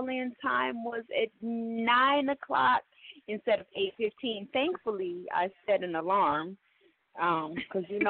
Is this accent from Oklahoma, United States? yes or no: yes; Oklahoma City, Oklahoma, United States; now in Atlanta, United States; I'm from Oklahoma City, old city or no city, however. I've been living in Atlanta for the past 15 years.